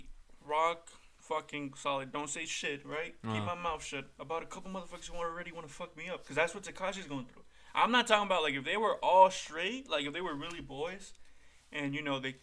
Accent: Atlanta, Georgia, United States

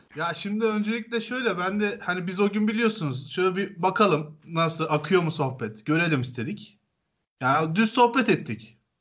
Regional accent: Turkey; Türküz biz

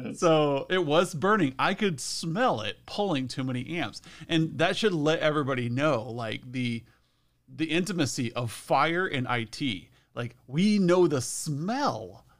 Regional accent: Western Nebraska, United States; I'm from Western Nebraska, where there's a lot of dust

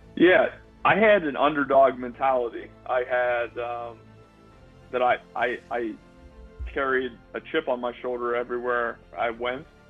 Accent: Youngstown, Ohio, United States; moved away as an adult; now in Florida, United States; growing up in, in Mahoning County and in, in Northeast Ohio

